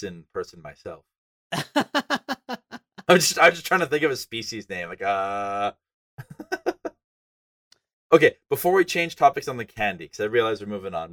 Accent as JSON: {"language": "English", "region": "northern Alberta", "country": "Canada", "tie": "born or raised there", "said": "I'm from Canada. And northern Alberta was really, really cold."}